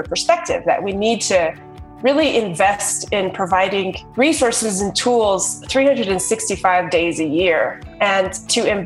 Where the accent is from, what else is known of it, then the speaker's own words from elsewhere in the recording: Vanderwagen, New Mexico, United States; also born or lived in Tuba City, Arizona; now in Denver, United States; I was born in Tuba City, Arizona, which is where Change Labs is based. And then shortly after I was born, my parents moved to a little tiny New Mexico town called Vanderwagen, New Mexico, population 300